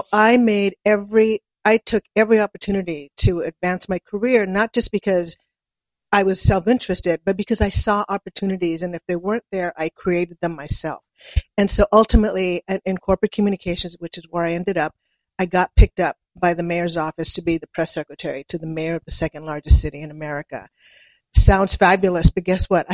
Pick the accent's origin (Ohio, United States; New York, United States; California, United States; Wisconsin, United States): California, United States; also born or lived in Brownsville, Texas; I pretty much grew up in California